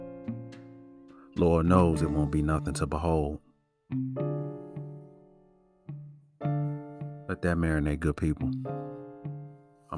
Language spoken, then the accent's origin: English; Chicago, Illinois, United States; growing up in Chicago watching Channel 11 WTTW